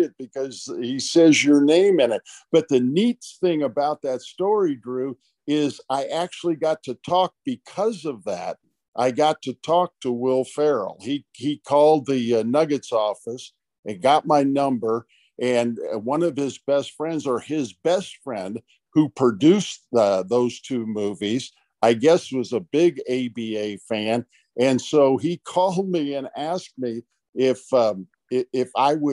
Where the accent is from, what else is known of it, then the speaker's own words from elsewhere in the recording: Batavia, Illinois, United States; moved away; back in Batavia, Illinois, my hometown